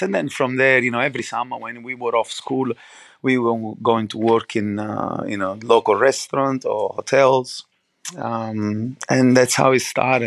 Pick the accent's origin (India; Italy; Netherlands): Italy; Naples, Campania; English is a second language; moved away; I grew up obviously in um, Napoli, obviously outside the Naples